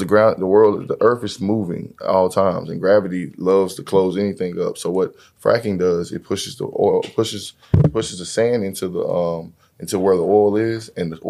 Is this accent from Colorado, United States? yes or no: no; Fort Worth, Texas, United States; I'm from um, Fort Worth, Texas. Fort uh, Worth, uh, DFW.